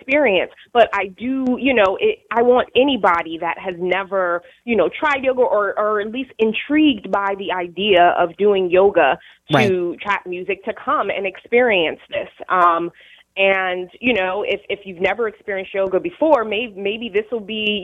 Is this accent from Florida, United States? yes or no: no; New Haven, Connecticut, United States; moved away; also born or lived in Atlanta, Georgia; growing up in New Haven, but also living in the South